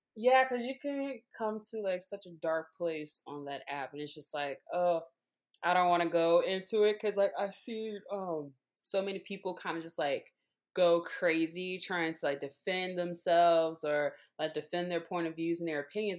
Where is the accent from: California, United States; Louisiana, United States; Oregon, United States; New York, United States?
Louisiana, United States; Baton Rouge; moved away; also born or lived in New Orleans, Louisiana; I am originally from Baton Rouge, Louisiana, um, super football world, um, country